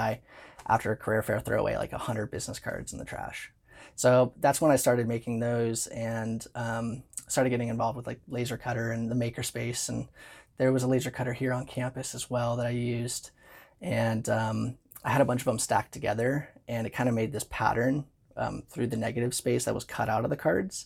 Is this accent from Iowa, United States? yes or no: no; San Diego, California, United States; I grew up in San Diego